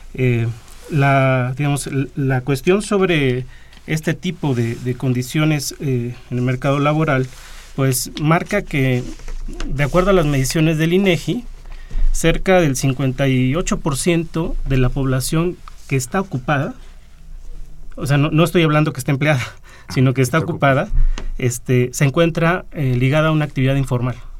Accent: Mexico

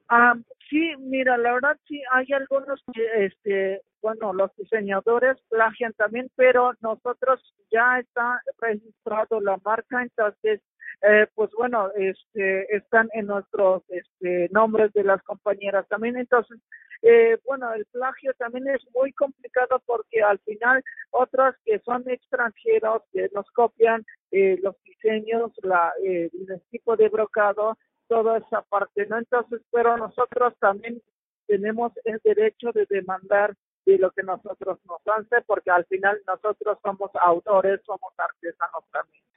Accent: Mexico; el telar de mi pueblo

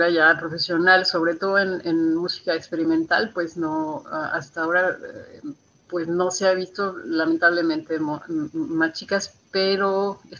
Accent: Guadalajara, Jalisco, Mexico; moved away as an adult; also born or lived in United States; now in Berlin, Germany; Sí, soy Tapatía, sí.

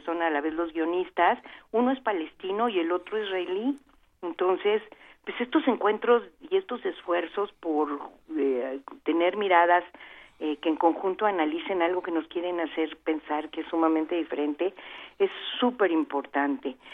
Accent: Veracruz, Mexico; Veracruz, que es mi tierra

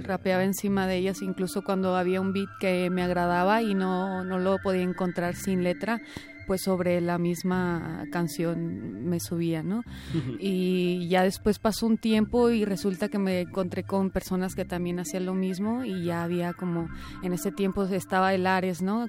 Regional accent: Puerto Vallarta, Jalisco, Mexico; also born or lived in Monclova; now in Guadalajara, Mexico; yo nací en la ciudad de Monclova, pero crecí en Puerto Vallarta

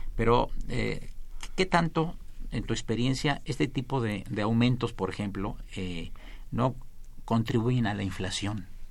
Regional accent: Veracruz, Mexico; yo soy veracruzano

